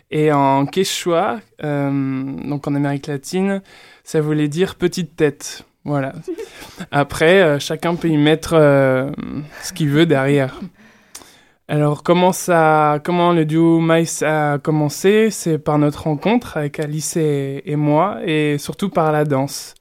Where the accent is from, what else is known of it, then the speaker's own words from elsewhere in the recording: Burgundy, Bourgogne-Franche-Comté, France; Je viens de Bourgogne en plus, donc j'ai un certain rapport au vin